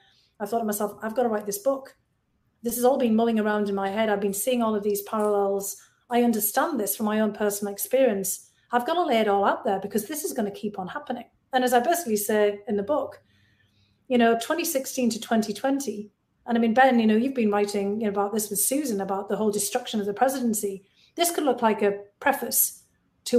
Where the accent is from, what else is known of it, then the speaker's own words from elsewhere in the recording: Bishop Auckland, North East England, United Kingdom; moved away as an adult; now in United States; Bishop Auckland, my hometown.